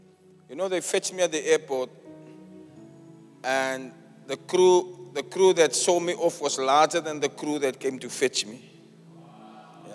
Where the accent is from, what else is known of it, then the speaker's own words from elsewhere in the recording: Cape Town, Western Cape, South Africa; My hometown, my home church.